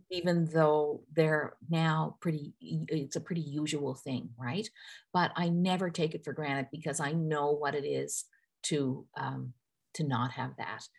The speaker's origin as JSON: {"language": "English", "region": "Newfoundland and Labrador", "country": "Canada", "tie": "born or raised there", "said": "I grew up in Newfoundland"}